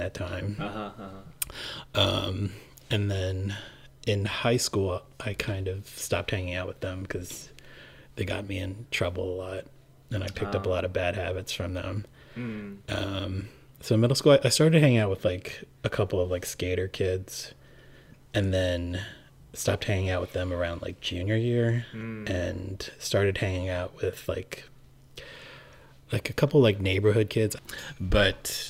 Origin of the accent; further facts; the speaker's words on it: Gaithersburg, Maryland, United States; first language Cantonese; English is a second language; I grew up in Maryland, right outside of, that's like 20 minutes outside of DC.